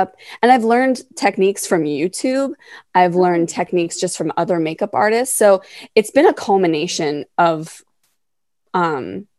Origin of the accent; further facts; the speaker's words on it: Western Maryland, United States; now in Baltimore, United States; I'm from Western Maryland, but now I'm based in Baltimore